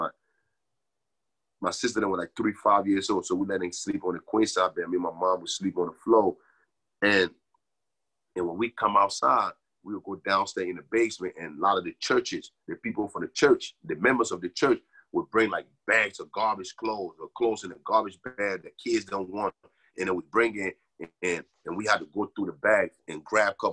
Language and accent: English; Liberia; now in New Jersey, United States; I'm from Liberia.